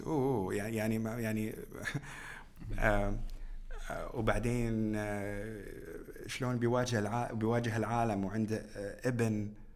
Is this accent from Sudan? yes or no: no; Bahrain; بلدنا البحرين